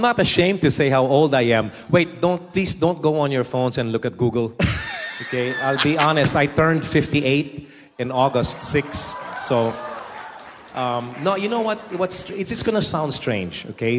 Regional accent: Metro Manila, Philippines; also born or lived in United States; I was born and raised in the Philippines

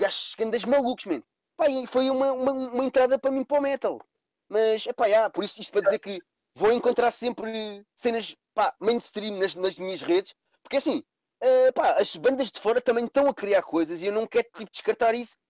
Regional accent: Cascais, Lisbon, Portugal; as pessoas pensam que eu sou de Lisboa, eu não sou de Lisboa, sou de Cascais, mais concretamente da parede, Carcavelos

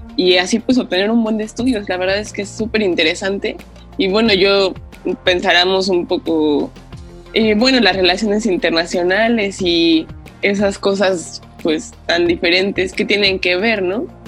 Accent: Mexico; moved away as an adult; now in Japan; qué tenemos nosotros como mexicanos

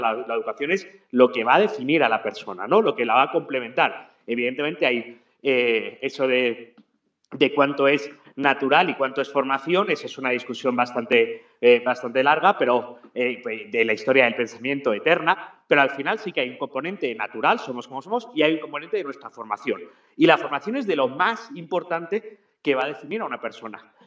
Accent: Spain; now in Ecuador; yo no es porque sea español

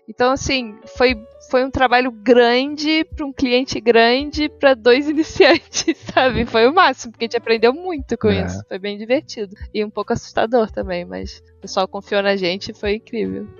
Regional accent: Rio de Janeiro, Brazil; moved away as an adult; also born or lived in United States; now in São Paulo, Brazil; sou, sou, os dois, mas sou mais carioca. Mais tempo de vida aí no Rio

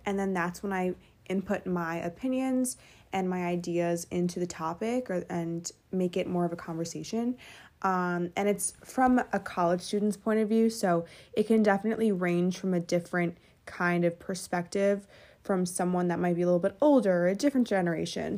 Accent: Westchester, New York, United States; also born or lived in Fairfield, Connecticut; I'm from Westchester, New York

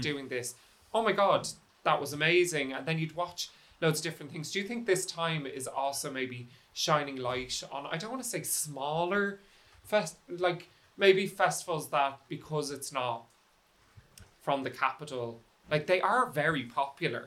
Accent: Dublin, Leinster, Ireland; I'm from Dublin

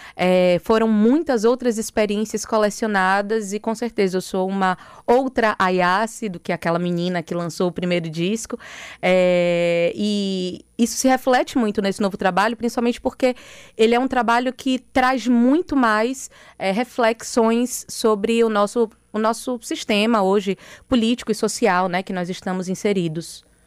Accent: Bahia, Brazil; aqui na minha terra

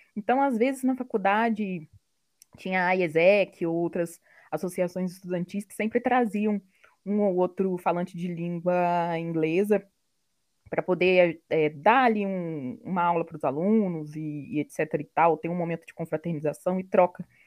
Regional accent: Barra Mansa, Rio de Janeiro, Brazil; moved away; sou de Barra Mansa, no interior do Rio

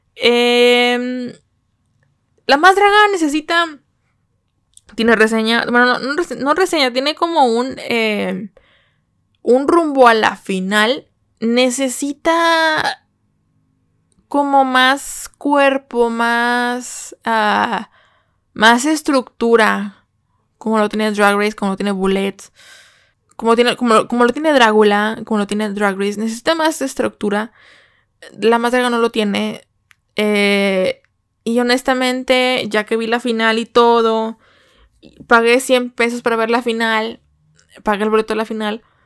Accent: Mexico

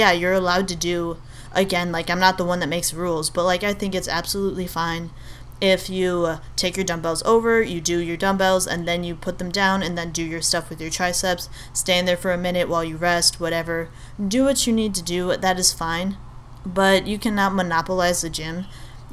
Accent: Albania; I'm Albanian, I'm from Albania.

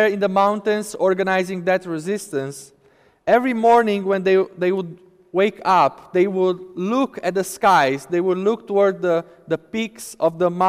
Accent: Romania; moved away; my home country, Romania

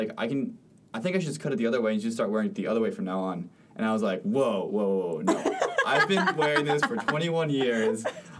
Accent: Spain; I was born in Spain. I actually have a Spanish passport.

